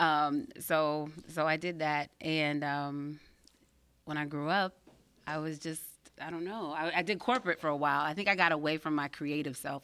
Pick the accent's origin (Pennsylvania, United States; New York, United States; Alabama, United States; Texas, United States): Pennsylvania, United States; Pittsburgh; born in Belsover, and I grew up, um, in the suburbs